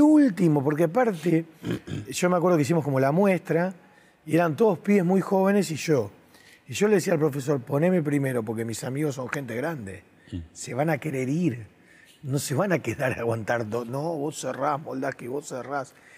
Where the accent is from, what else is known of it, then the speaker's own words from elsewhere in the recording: Argentina; yo soy de Argentina, soy del fin del mundo